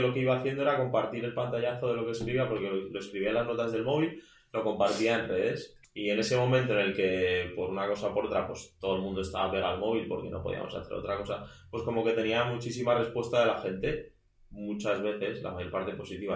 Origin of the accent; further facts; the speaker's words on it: Madrid, Community of Madrid, Spain; also born or lived in A Coruña / Burgos; vengo de Madrid, aunque en todas mis biografías pone que nací en La Coruña, que es cierto